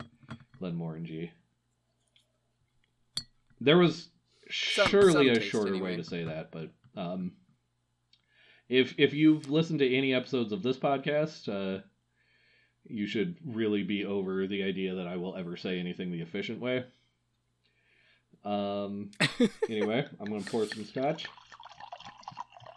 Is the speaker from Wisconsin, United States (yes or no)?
yes; Wisconsin, United States; a boy who was born and raised in Wisconsin